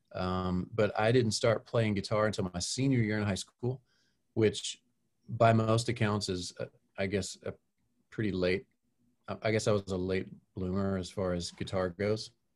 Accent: Texas, United States; growing up in Texas, there's lots of country music

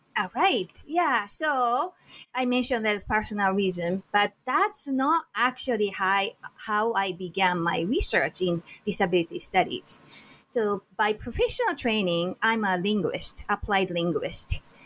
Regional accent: Japan; moved away as an adult; now in Hilo, United States; originally, I was born and raised in Japan, and I immigrated to the United States at age 28

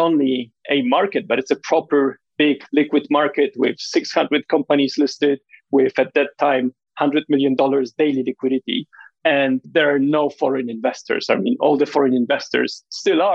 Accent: Warsaw, Masovian Voivodeship, Poland; moved away as an adult; also born or lived in London; I was born and raised in Warsaw, in Poland

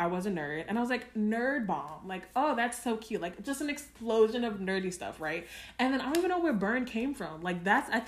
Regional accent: New York, United States; as a New Yorker

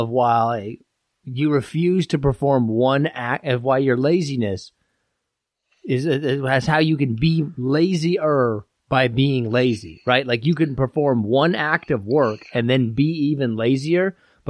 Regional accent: Midwest, United States; I'm from the Midwest.

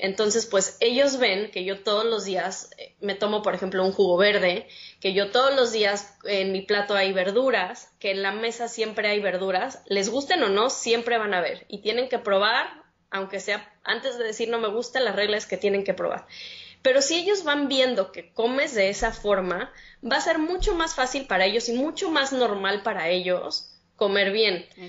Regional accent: Mexico City, Mexico; moved away as an adult; now in San Pedro Sula, Honduras; tengo dos años ahorita viviendo en Honduras, en San Pedro Sula, soy de la Ciudad de México

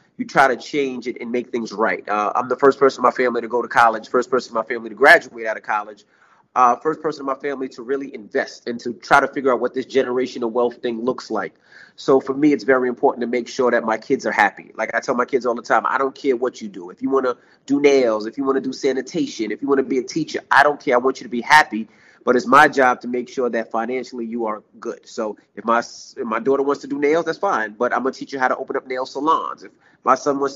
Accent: New York City, New York, United States; moved away as an adult; also born or lived in Hampton, Virginia / West Milford, New Jersey; I'm a kid from Queens, New York

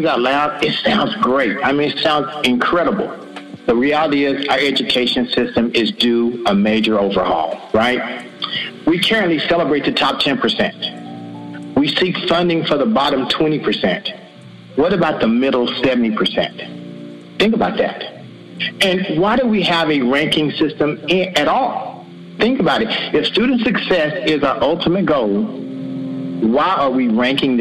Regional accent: the South, United States; I'm from the South

